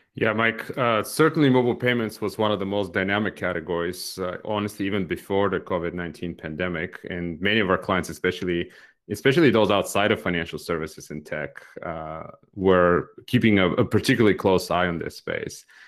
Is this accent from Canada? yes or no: no; Bulgaria; moved away; I grew up in Bulgaria myself in the last years of the communist regime there